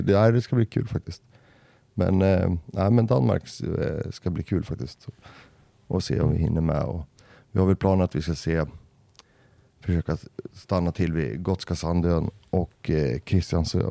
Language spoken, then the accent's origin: Swedish; Västerås, Västmanland, Sweden; här i Västerås, där jag kommer ifrån